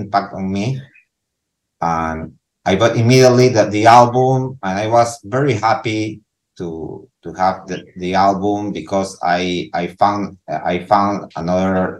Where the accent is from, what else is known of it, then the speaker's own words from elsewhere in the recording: Lima, Peru; English is a second language; I'm from Peru, from Lima, Peru.